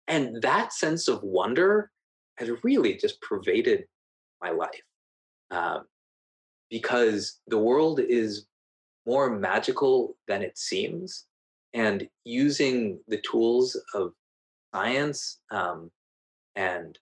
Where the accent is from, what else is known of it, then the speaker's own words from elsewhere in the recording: Silicon Valley, California, United States; Growing up in Silicon Valley, growing up with my father